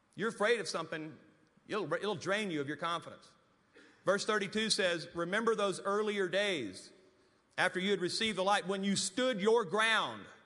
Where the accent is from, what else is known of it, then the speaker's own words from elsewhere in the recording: Louisiana, United States; moved away as an adult; now in Amarillo, United States; I was living in Amarillo, Texas, and was really homesick to go back to Louisiana